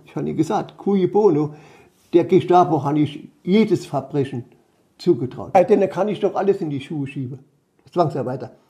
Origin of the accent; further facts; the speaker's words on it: Wörthling, Saarland, Germany; Ich lebe seit 1946 hier in Wörthling